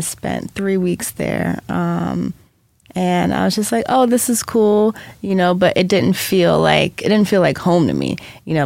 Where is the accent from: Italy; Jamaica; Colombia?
Jamaica; being from Jamaica, we talked about our ancestors all the time. So I grew up with like, you know, like even being Jamaican